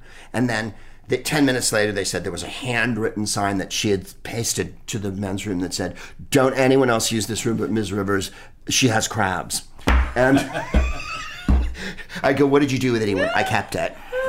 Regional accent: Bay Area, California, United States; San Jose. Like, right, we're from the Bay Area. Santa Cruz.

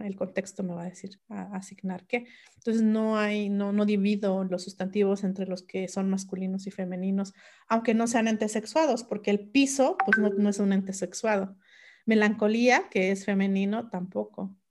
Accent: Mixe region, Oaxaca, Mexico; first language Mixe; Spanish is a second language; mi lengua materna el mije

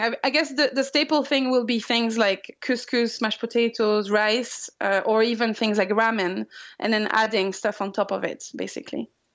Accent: France; moved away; I'm from France

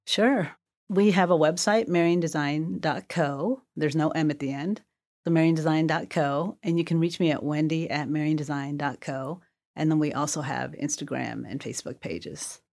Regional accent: Terre Haute, Indiana, United States; also born or lived in Korea; I grew up mostly in Terre Haute, Indiana

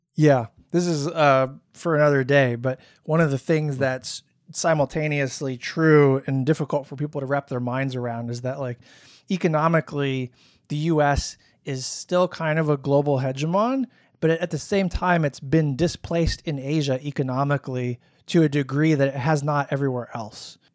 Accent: Florida, United States; moved away; When I was growing up in Florida, I had more racist incidents

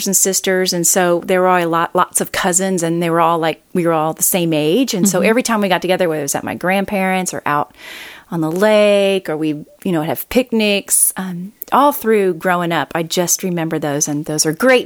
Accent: Wapakoneta, Ohio, United States; moved away as an adult; also born or lived in Lima, Ohio / Cincinnati, Ohio; I was born in Lima, Ohio. I grew up in a little town called Wapakoneta

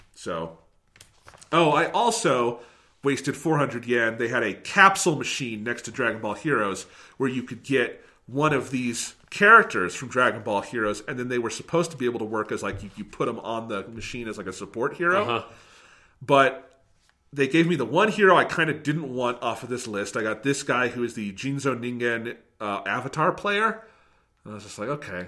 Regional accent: United States; as an American

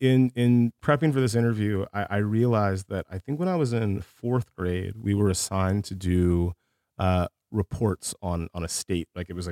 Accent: Columbus, Georgia, United States; also born or lived in Honolulu / Germany; Primarily Columbus, Georgia, a city about 2 hours south of Atlanta, right on the Alabama border.

